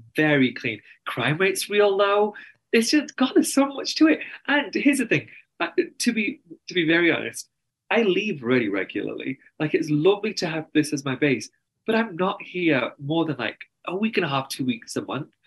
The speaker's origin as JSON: {"language": "English", "region": "England", "country": "United Kingdom", "also_born_or_lived": "New York, United States", "accent": "very strong English accent", "moved": "as an adult", "lives_now": "Salt Lake City, United States", "said": "I'm very English, and that means my family's my therapist"}